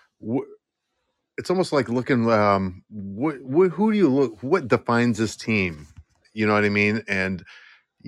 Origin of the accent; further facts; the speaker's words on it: Western Massachusetts, United States; I'm from Massachusetts, Western Mass, but you know, grew up a Bruins fan